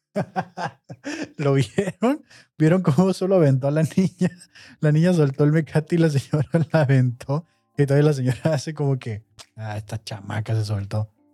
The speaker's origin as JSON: {"language": "Spanish", "country": "Mexico", "said": "nosotros como mexicanos"}